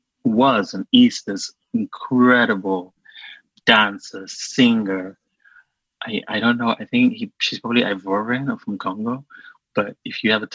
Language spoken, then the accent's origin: English; Sierra Leone; English is a second language; moved away; I grew up in Sierra Leone with no access to pop and pop culture TV